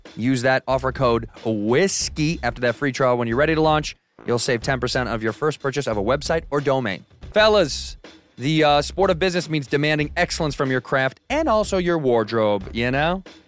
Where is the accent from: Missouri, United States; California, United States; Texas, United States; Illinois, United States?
Illinois, United States; Chicago; moved away as an adult; now in Los Angeles, United States; Chicago's my hometown